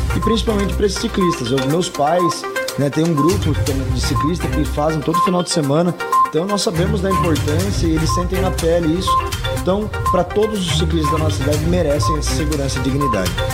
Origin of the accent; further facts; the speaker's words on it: Sorocaba, São Paulo, Brazil; não nasci em Sorocaba, mas vim para Sorocaba muito pequena